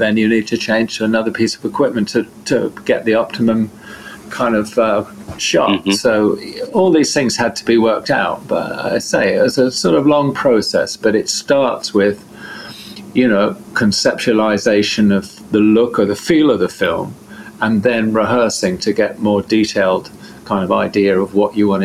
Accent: Devon, South West England, United Kingdom; I'm from Devon in southern England

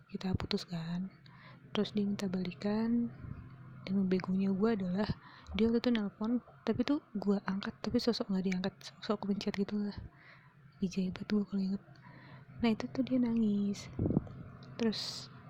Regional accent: Jakarta, Indonesia; gue dari Jakarta kan kuliah ke Surabaya

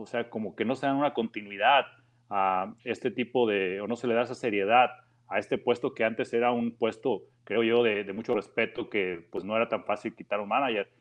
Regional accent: Mexico; para nosotros como mexicanos

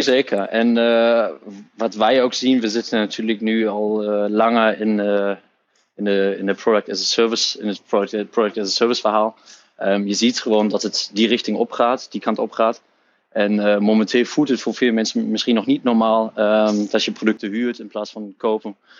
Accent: Hamburg, Germany; Dutch is a second language; moved away as an adult; now in Netherlands; ik ben opgegroeid in Duitsland, in Hamburg, in het noorden van Duitsland

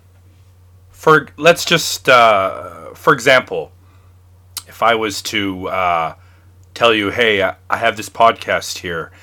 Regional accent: Canada; I'm from Canada

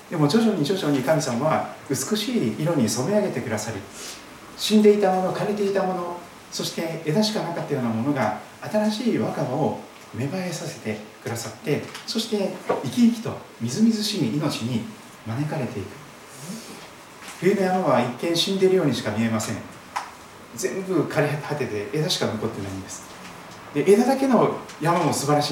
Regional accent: Kochi, Japan; now in Saitama, Japan; 四国の高知県高知市で生まれまして土佐の高知の有馬山市の近くで生まれたようですけども南国土佐そして黒潮太平洋を見ながら育っておりますですから、えー、この埼玉県に来ましてですね時々どうしても海が見たくなってしまうんですけども

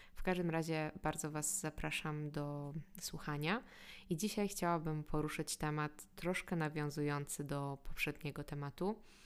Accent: Poland; jak my myślimy jako Polacy, to jest naprawdę wynikiem tego, gdzie się urodziliśmy

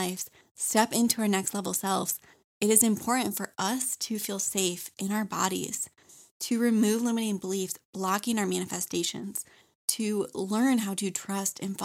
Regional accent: Michigan, United States; now in North Carolina, United States; I live in North Carolina, but I was born and raised in Michigan

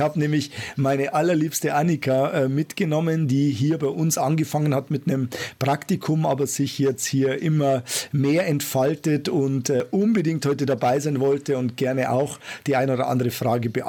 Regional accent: Bavaria, Germany; Servus äh, würde ich jetzt sagen in meiner Heimat.

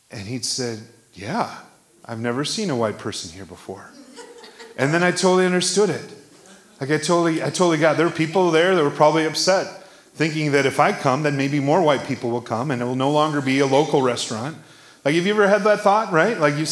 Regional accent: Iowa, United States; I was born in Iowa

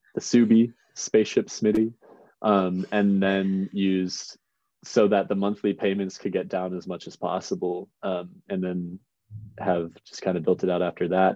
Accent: Chicago, Illinois, United States; now in Missoula, United States; I'm from the suburbs outside Chicago, Illinois

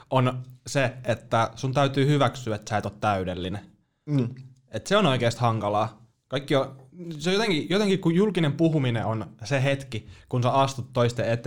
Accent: Joensuu, North Karelia, Finland; mä oon Joensuusta.

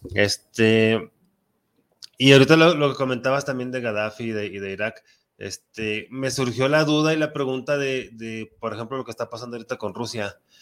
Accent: Mexico; un mexicano defiende mucho su patria, como, como que somos muy patriotas

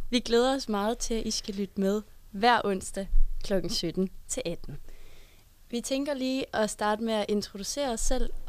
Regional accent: Klampenborg, Capital Region of Denmark, Denmark; Jeg er 20 år gammel, og jeg kommer fra Klampenborg, som ligger lidt nord for København.

